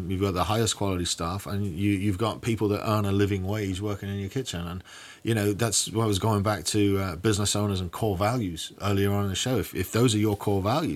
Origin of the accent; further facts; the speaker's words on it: England, United Kingdom; now in Bryan, United States; I grew up in England when lad culture was becoming popular